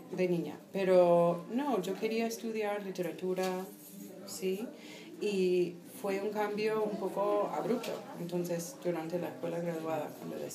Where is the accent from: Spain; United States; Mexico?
United States; Iowa City, Iowa; Spanish is a second language; moved away; yo soy de la ciudad de Iowa. Sí, em, que es, un, es una ciudad universitaria bastante pequeña, hay como 80.000 personas por ahí.